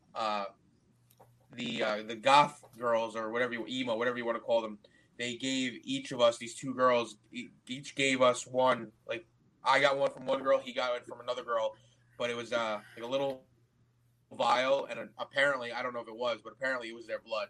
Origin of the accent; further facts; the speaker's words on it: United States; I'm from America.